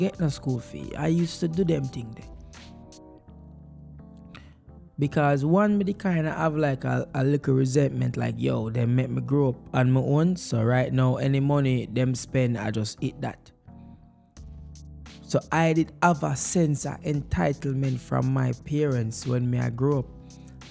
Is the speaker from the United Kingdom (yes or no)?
no; Jamaica; moved away; growing up in Jamaica as a child